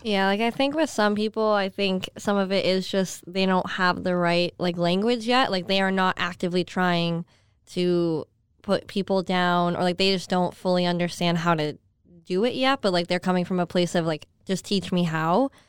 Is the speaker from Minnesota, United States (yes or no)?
no; Skaneateles, New York, United States; moved away as an adult; also born or lived in San Jose, California; now in Florida, United States; I grew up in a town called Skinny Atlas.